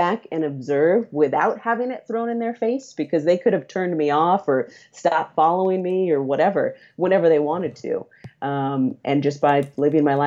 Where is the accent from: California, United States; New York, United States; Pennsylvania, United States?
California, United States; Central Valley; now in San Francisco, United States; I'm from the Central Valley in California, which is a pretty conservative and pretty religious area of the state